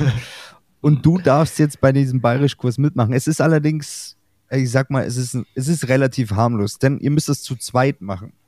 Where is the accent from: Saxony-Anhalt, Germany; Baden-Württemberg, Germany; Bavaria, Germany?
Bavaria, Germany; Glonn; bei uns in Glon